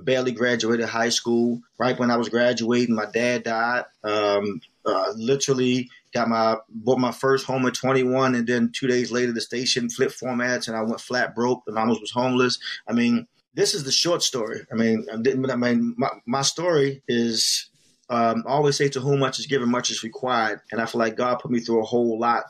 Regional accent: Baltimore, Maryland, United States; moved away as an adult; now in Washington, D.C., United States; I'm born and raised in Baltimore, East Baltimore and Shadyside Road, to be exact. But I've been based out of the Washington, D.C. area for the last 20 plus years.

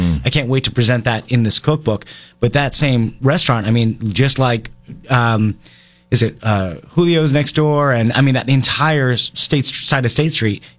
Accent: Southern California, United States; now in Vermont, United States; I grew up in Southern California where it's 70 degrees every day

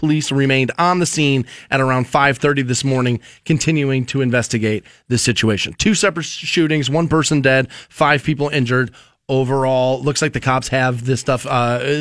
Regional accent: Ohio, United States; I'm born and raised in Ohio, but not necessarily from Canton

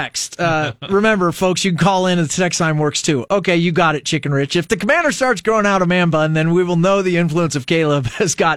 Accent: United States; I'm an American

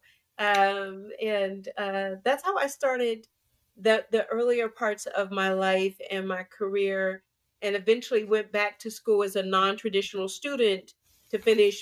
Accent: Pittsburgh, Pennsylvania, United States; moved away; I'm originally from Pittsburgh, and I rep my 412, as I say all the time, hard. Believe in my city that I am from. And, you know, grew up with, like most, you know, Black folks in the 60s, you know, grew up in the inner city

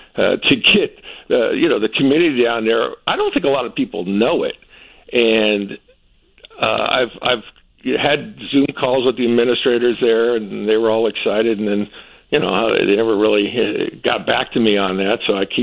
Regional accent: North Miami, Florida, United States; I grew up in North Miami. My family didn't have a lot of money.

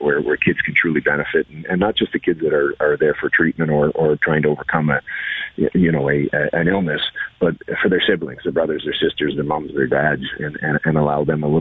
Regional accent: Canada; being Canadian

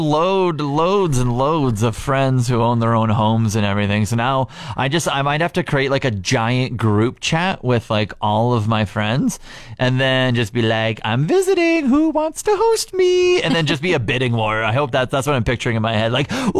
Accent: Regina, Saskatchewan, Canada; moved away; I grew up in Regina

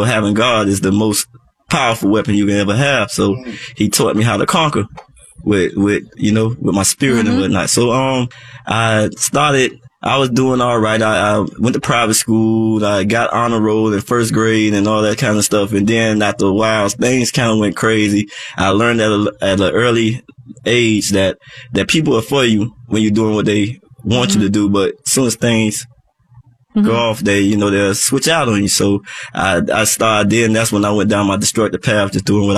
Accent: Miami, Florida, United States; I was born in Miami, Florida. I'm a native

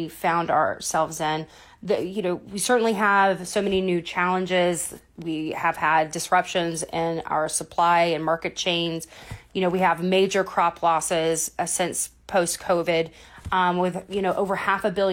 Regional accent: North Florida, United States; I'm originally from North Florida

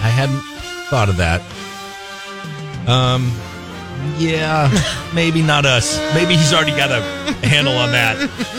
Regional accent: Atascadero, California, United States; I grew up in Atascadero. I walked on this road every day of my life for like 18 years.

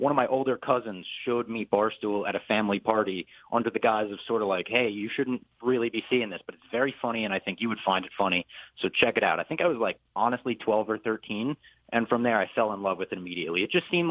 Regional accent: New Jersey, United States; growing up in Jersey

